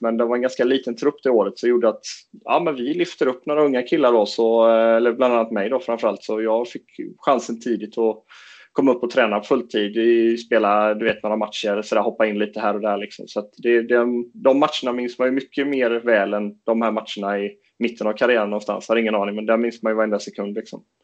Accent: Fagerhult, near Jönköping, Jönköping County, Sweden; vi kom ju från en förening, förening på den tiden hette Brandstorp men numera heter den Fagerhult

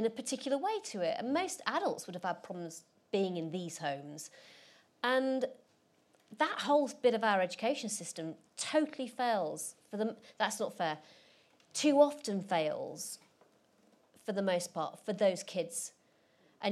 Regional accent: Rotherham, Yorkshire and the Humber, United Kingdom; where I grew up in Rotherham

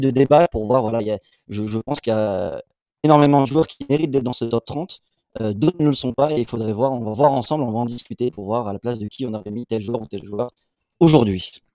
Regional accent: Morocco; en tant que Marocain

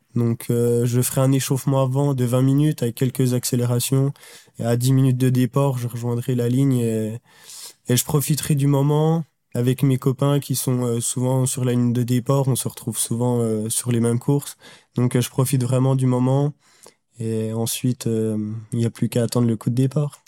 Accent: Jura, Bourgogne-Franche-Comté, France; je viens du Jura et l'académie était basée à Besançon, donc à une heure de chez moi

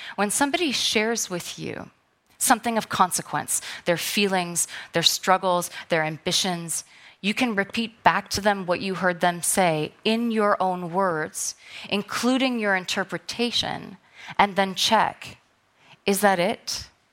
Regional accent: New York City, New York, United States; I'm a New Yorker.

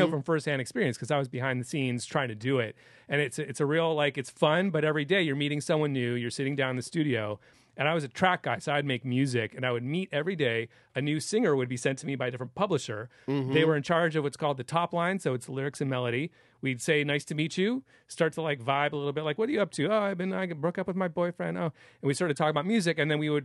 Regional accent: San Francisco, California, United States; moved away as an adult; now in Los Angeles, United States; I'm from San Francisco, the Bay Area

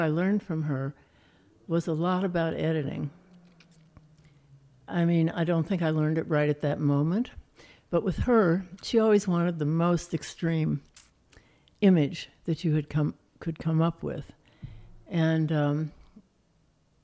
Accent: Highland Park, Illinois, United States; moved away as an adult; also born or lived in Chicago, Illinois / Chattanooga, Tennessee; I was born on the North Shore of Chicago in Highland Park, Illinois

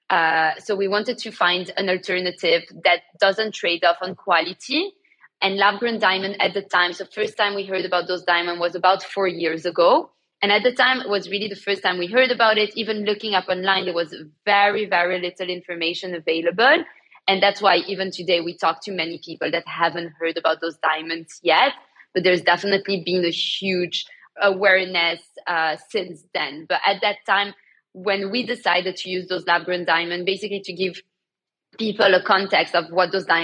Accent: Antwerp, Flanders, Belgium; born or raised there; moved away as an adult; now in London, United Kingdom

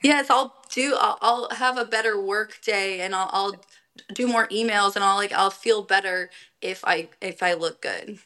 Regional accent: Colorado, United States; moved away; I'm from Colorado

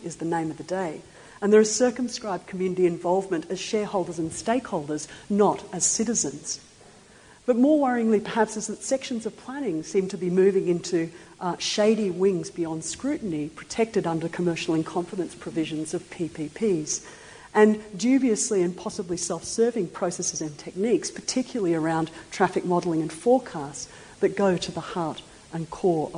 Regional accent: Queensland, Australia; I come from Queensland

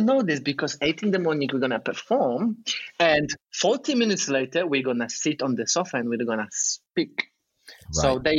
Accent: Poland; moved away; I'm from Poland, and I'm 28.

